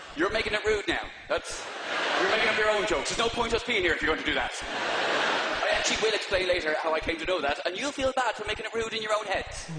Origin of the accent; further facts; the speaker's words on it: Dublin, Leinster, Ireland; I'm from North Dublin, which Right. in theory is, is, is, is the scummy part.